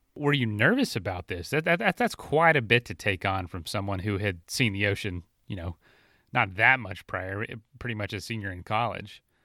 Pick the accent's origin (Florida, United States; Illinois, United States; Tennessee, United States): Florida, United States; where I grew up in Florida